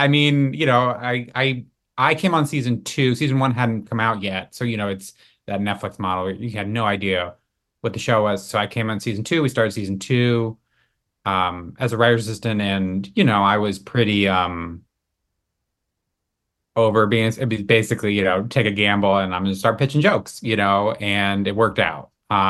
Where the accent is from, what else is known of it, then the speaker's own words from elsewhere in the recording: Massachusetts, United States; now in Los Angeles, United States; So I am from Massachusetts, and you know, I'd always wanted to write television comedy. Moved out to LA.